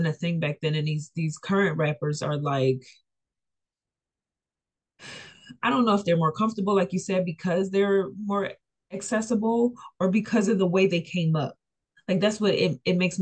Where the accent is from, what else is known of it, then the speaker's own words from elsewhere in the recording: Philadelphia, Pennsylvania, United States; I'm from Philly